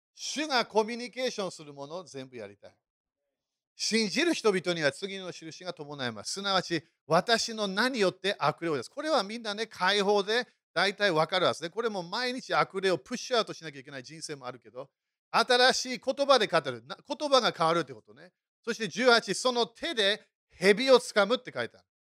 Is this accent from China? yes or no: no; United Kingdom; moved away; そして私、イギリス人だからね